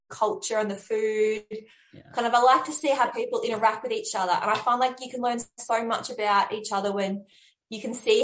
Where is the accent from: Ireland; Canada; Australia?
Australia; moved away; also born or lived in London; I'm Australian